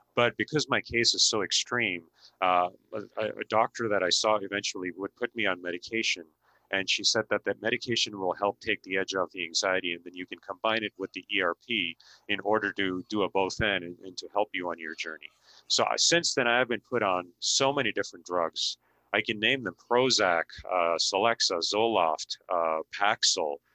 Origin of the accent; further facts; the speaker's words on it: Mumbai, Maharashtra, India; moved away; I was born and raised in India, and I grew up in the city of busy city of Mumbai